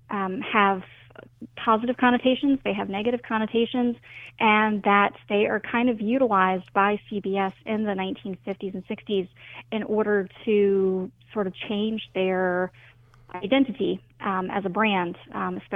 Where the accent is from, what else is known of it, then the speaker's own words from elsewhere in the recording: Southern United States, United States; I, as a Southerner, I am fascinated by Southern stereotypes